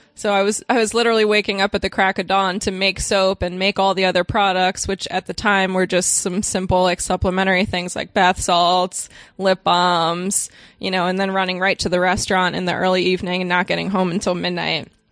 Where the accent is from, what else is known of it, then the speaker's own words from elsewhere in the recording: Cape May, New Jersey, United States; moved away; I moved back to my hometown of Cape May, New Jersey